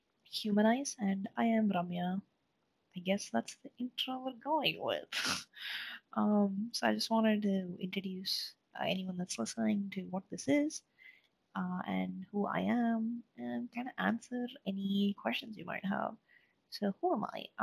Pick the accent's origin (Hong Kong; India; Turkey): India; moved away as an adult; I moved from India. I went to school there. I grew up there.